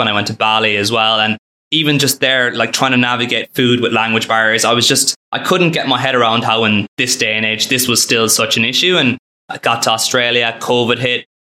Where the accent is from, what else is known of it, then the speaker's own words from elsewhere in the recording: Ireland; also born or lived in Philadelphia, United States; I grew up in Ireland and went to school there